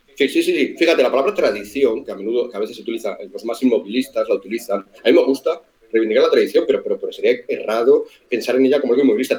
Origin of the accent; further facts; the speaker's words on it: Spain; como españoles